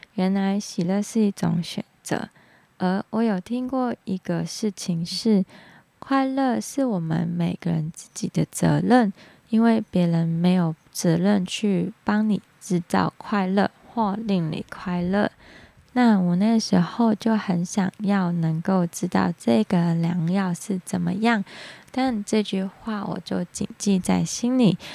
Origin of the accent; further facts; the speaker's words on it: Hong Kong; accent: Hong Kong; Chinese is a second language; now in Taiwan; 我知道我在讲发光这个字一定是有点走音，但是请大家能够体谅，因为我是香港人，接纳我的口音